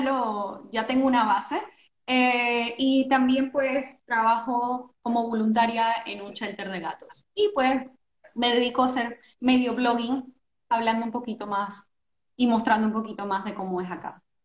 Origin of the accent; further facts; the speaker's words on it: Panama; moved away as an adult; now in Norway; nosotros que somos panameños, somos creo que los únicos panameños